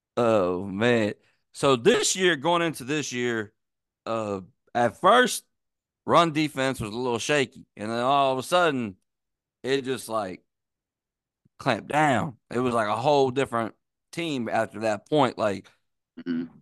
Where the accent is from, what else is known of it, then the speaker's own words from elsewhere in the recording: Virginia, United States; I'm from Virginia